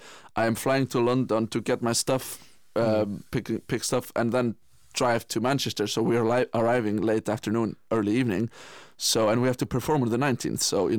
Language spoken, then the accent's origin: English; Iceland; Yes, I absolutely am. But it's a little bit interesting because, you know, when I came home from Guildford in beginning of June